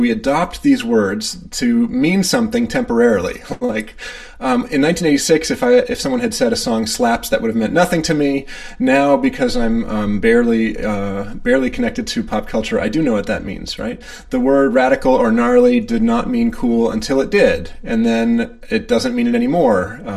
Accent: Maine, United States; I'm the one from Maine

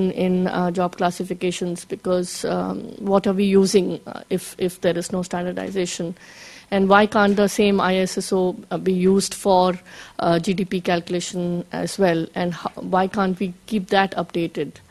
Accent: India; Yeah, uh, I'm from India and uh, from the Skill Development Ministry.

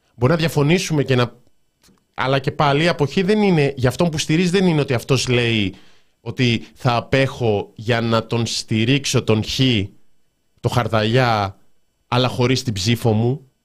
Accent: Thessaloniki, Central Macedonia, Greece; είμαι από Θεσσαλονίκη

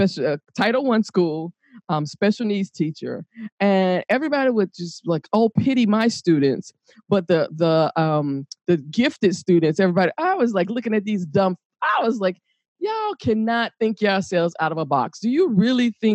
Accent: Atlanta, Georgia, United States; moved away; also born or lived in Chicago, Illinois; I am from Atlanta, Georgia, and I also lived in Chicago

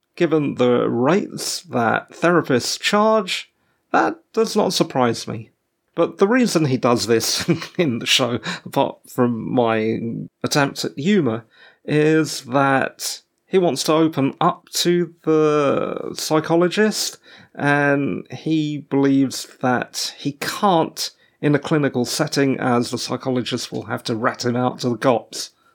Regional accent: England, United Kingdom; As an English person, I was born after the Queen. My parents moved here to the U K as British subjects, pre-Mauritian independence

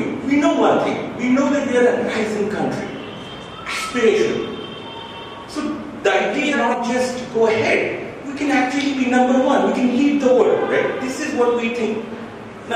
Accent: Jharkhand, India; I'm from Jharkhand, I'm from Nachik.

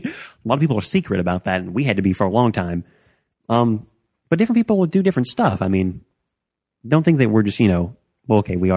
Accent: the South, United States; And we were raised in the South.

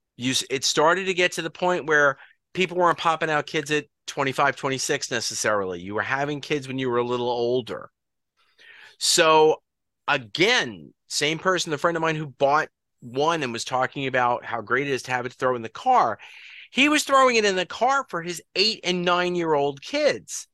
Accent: Long Island, New York, United States; We're all from Long Island, New York

